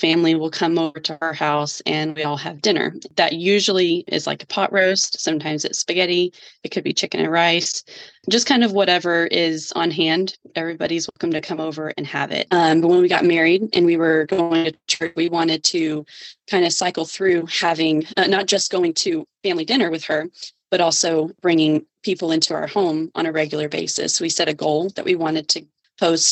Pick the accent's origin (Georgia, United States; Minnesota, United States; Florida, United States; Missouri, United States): Georgia, United States; moved away as an adult; now in Texas, United States; I grew up in Georgia and migrated to Texas when he and I got married